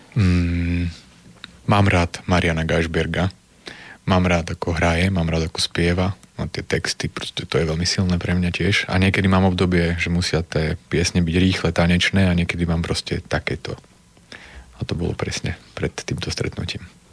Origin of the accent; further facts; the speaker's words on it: Prešov, Prešov Region, Slovakia; now in Nitra, Slovakia; nepochádzam z Nitre, ale žijem v Nitre, pochádzam z Prešova